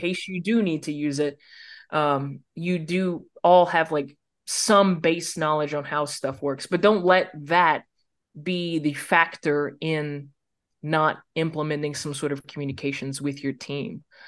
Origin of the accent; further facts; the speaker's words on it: United States; As an American